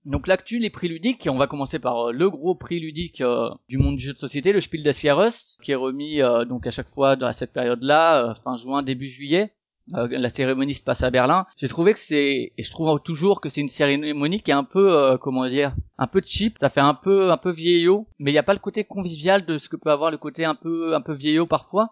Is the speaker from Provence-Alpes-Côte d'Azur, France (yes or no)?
no; Strasbourg, Grand Est, France; je suis de Strasbourg